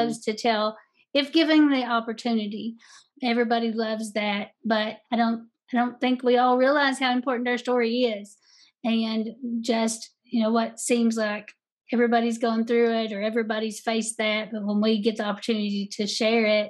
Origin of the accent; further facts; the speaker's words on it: the South, United States; I'm from the South and we naturally tell stories